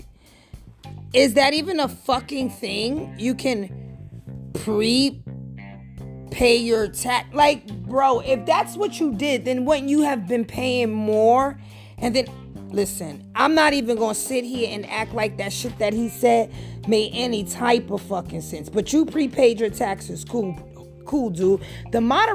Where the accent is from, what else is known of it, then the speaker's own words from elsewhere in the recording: United States; to me as an American